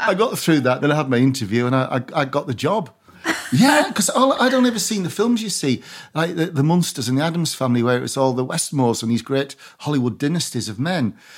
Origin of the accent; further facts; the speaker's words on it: Barrow-in-Furness, North West England, United Kingdom; I'm from Barrow